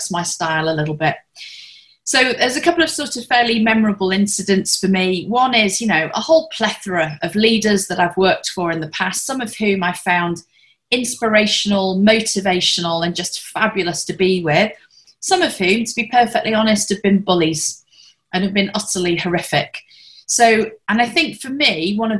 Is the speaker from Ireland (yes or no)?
no; the north of England, United Kingdom; moved away as an adult; also born or lived in Hong Kong; now in Singapore; I'm a Brit originally and come from the north of England